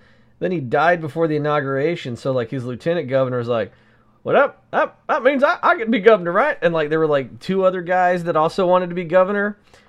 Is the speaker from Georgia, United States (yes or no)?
yes; Southeast Georgia, United States; moved away; I'm from Georgia